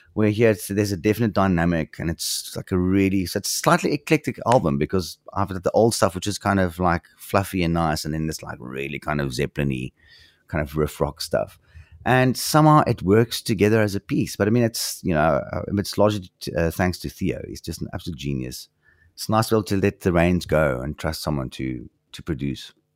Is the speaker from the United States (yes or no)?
no; South Africa; as a South African